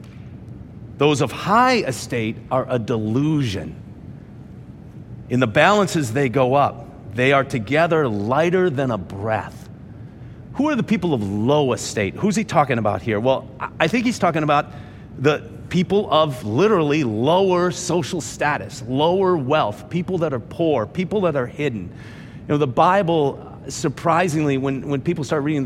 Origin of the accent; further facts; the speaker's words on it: Minnesota, United States; my home state of Minnesota